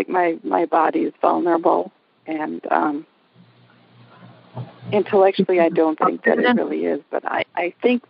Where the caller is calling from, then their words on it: Sheboygan, Wisconsin, United States; I'm calling from Sheboygan, Wisconsin.